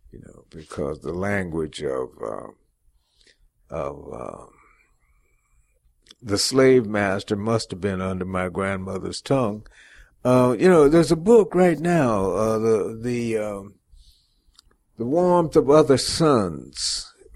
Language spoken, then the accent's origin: English; Los Angeles, California, United States; also born or lived in Cleveland, Ohio; I was born in Cleveland, Ohio, and my dad came to California, Southern California, L.A., in 1937. Well, he came in 36. My mother and I came in 37. And I grew up in Watts